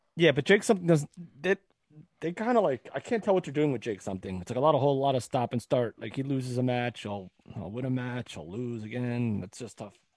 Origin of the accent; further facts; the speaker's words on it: West Orange, New Jersey, United States; my hometown of West Orange, New Jersey